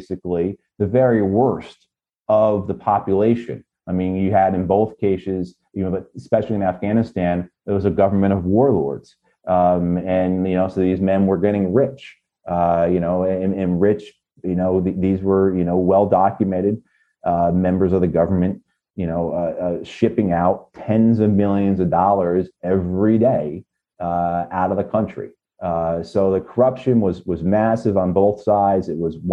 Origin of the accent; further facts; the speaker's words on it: United States; us Americans